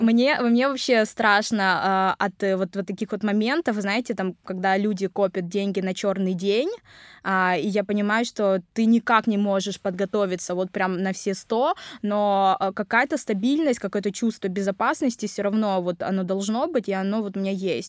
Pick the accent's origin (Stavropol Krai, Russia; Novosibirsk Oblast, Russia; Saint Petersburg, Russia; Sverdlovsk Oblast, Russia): Stavropol Krai, Russia; Nevinnomyssk; first language Vietnamese; moved away as an adult; also born or lived in Vietnam; now in Krasnodar, Russia; я родилась в Нивином Иске, это Ставропольский край, это небольшой совсем город